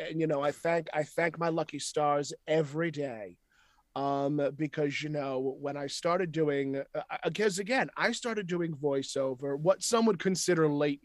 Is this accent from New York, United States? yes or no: yes; New York, United States; accent: Brooklyn; moved away